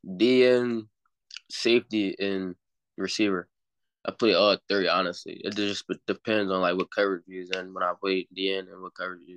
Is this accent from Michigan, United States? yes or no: no; Philadelphia, Pennsylvania, United States; now in Delaware, United States; I'm from Philadelphia, but I currently play football in Delaware at Middletown High School